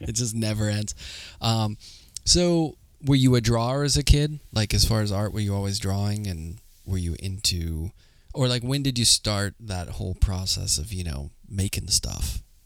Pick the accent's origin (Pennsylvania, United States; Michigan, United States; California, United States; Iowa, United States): Pennsylvania, United States; Pittsburgh; moved away as an adult; now in New York, United States; I grew up in Pittsburgh